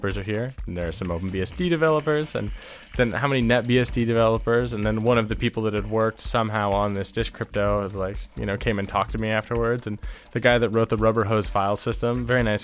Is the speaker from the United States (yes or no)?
yes; a town near San Francisco, California, United States; moved away as an adult; now in Toronto, Canada; I'm originally from a town near San Francisco in California